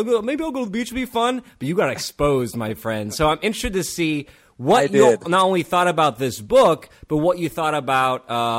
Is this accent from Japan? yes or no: yes; Japan; I remember we grew up in Japan on Air Force and Army bases for many years. That's where we met.